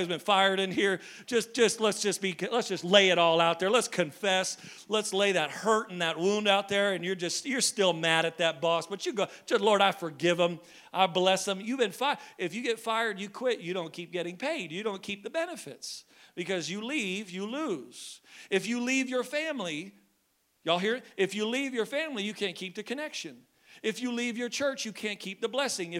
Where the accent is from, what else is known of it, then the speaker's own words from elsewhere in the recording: Maine, United States; because I'm from Maine